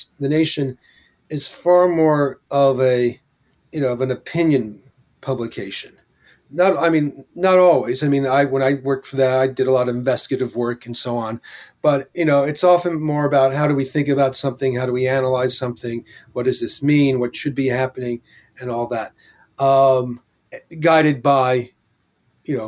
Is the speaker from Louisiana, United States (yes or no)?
no; White Plains, New York, United States; I grew up in White Plains, New York, a suburb outside of New York City